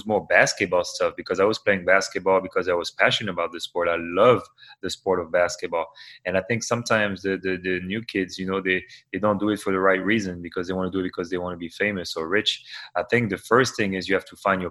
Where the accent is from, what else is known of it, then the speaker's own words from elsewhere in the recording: Normandy, France; moved away; I come from France, you know, and from Normandy, a region that is really, really small